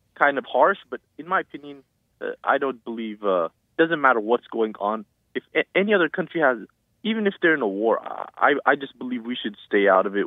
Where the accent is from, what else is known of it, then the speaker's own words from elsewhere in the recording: Hawthorne, California, United States; also born or lived in Pasadena; I'm from Hawthorne